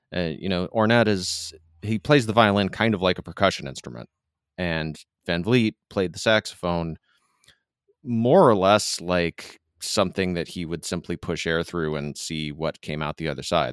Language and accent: English; Midwest, United States; now in Southern California, United States; grew up in the, the Midwest